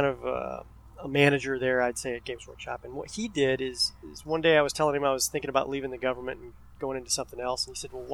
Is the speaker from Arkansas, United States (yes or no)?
yes; Arkansas, United States; I grew up in Arkansas